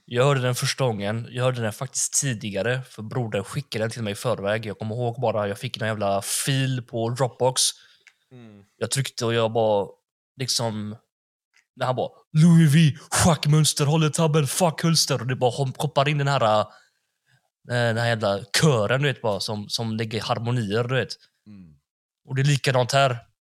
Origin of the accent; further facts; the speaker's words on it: Gothenburg, Västra Götaland, Sweden; jag är från Backa